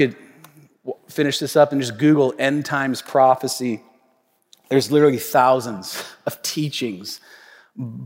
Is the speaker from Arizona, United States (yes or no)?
no; Tacoma, Washington, United States; my hometown, Tacoma, Washington